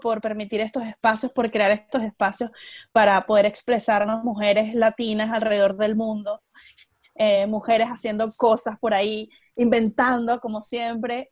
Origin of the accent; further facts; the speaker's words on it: Venezuela; moved away as an adult; also born or lived in Caracas, Venezuela / Chile; now in Melbourne, Australia; soy venezolana, tengo 29 años y crecí en un pueblo en Venezuela. Luego me fui a estudiar a Caracas